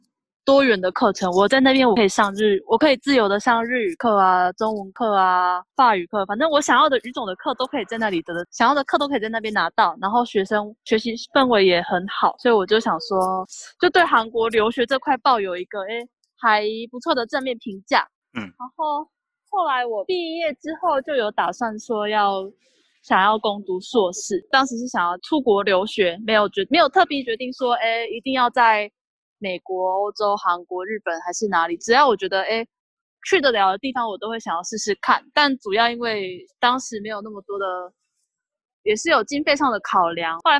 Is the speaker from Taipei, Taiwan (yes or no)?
no; Tainan, Taiwan; now in South Korea; 不是我讲话真的本来就有口音，很不台南人的口音。对，大学时候就被。就被常常被问你是台湾人吗？